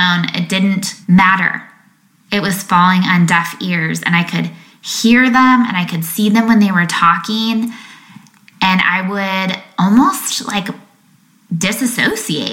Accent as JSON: {"language": "English", "area": "Lake Michigan", "region": "Midwest", "country": "United States", "tie": "born or raised there", "said": "I remember being little, growing up on Lake Michigan"}